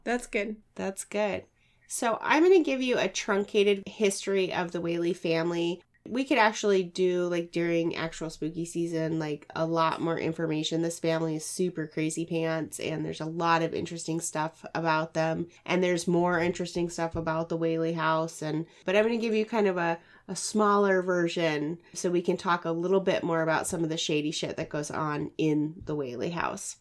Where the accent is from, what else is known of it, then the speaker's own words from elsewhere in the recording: Washington, United States; my home state of Washington